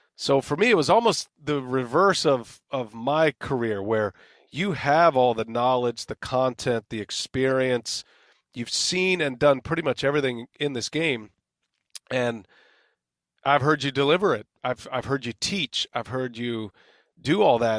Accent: San Antonio, Texas, United States; born or raised there; moved away as an adult

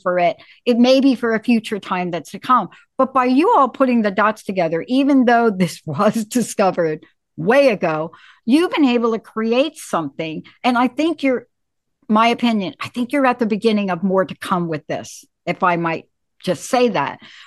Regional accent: New York, United States; I'm from New York

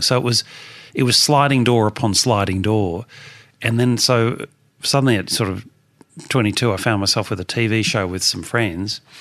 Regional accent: Melbourne, Victoria, Australia; born or raised there

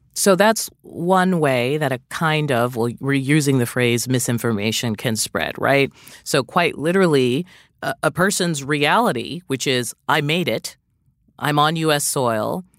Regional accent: Jamaica; I'm from Jamaica

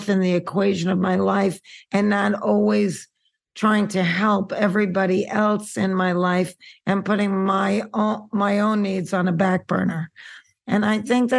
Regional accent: New York City, New York, United States; now in Santa Monica, United States; I'm a girl from Queens

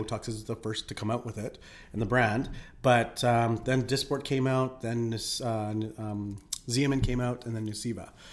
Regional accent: Philippines; now in Calgary, Canada; I'm Filipino.

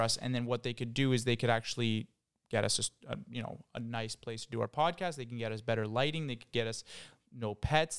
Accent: Ottawa, Ontario, Canada; now in Toronto, Canada; I'm from Ottawa, so I, I know there's a huge difference in how we speak

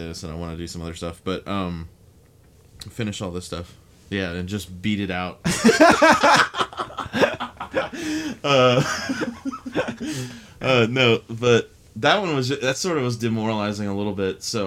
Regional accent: Texas, United States; now in San Francisco, United States; where I'm from Texas

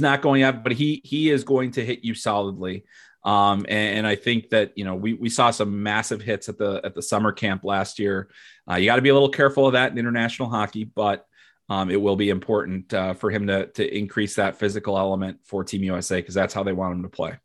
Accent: Chicago, Illinois, United States; I'm from Chicago, you know, I grew up a Blackhawks fan

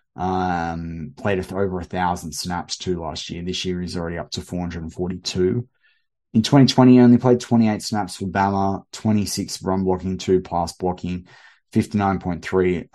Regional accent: Australia

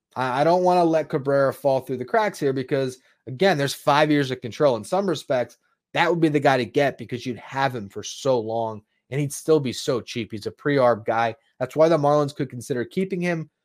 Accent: Parkland, Florida, United States; I have lived in South Florida my entire life

